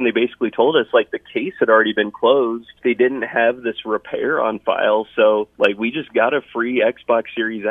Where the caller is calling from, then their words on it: Iowa, United States; I believe we're on I-80, heading towards Urbandale.